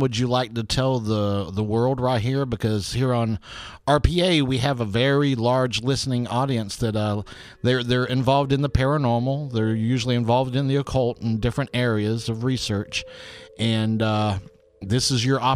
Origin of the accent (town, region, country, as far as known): Lakeland, Florida, United States; born or raised there